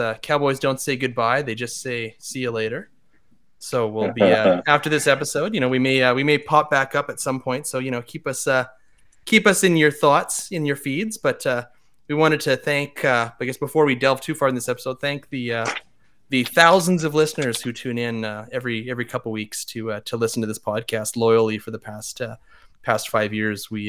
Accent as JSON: {"language": "English", "town": "Mournville", "region": "Alberta", "country": "Canada", "tie": "born or raised there", "said": "I grew up in Mournville, right on the edge of town."}